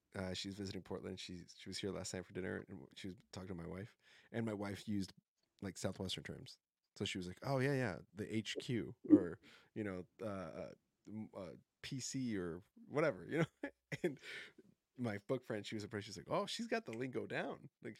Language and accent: English; Colombia; I mean, I'm from Colombia and we have some beautiful landscapes there too